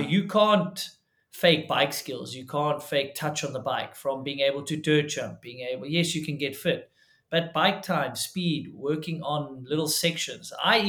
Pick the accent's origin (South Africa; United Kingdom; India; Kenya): South Africa; it's kind of tough to see people follow in the footsteps as a South African.